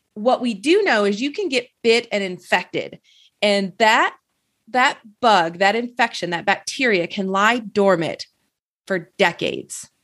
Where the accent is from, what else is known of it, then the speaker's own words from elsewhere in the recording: Michigan, United States; I grew up in Michigan